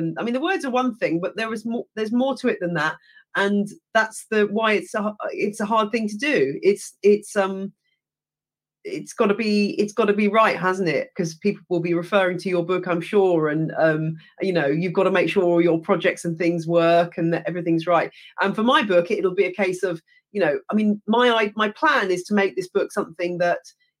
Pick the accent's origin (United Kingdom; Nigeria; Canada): United Kingdom; England; accent: British; also born or lived in United States; as an English person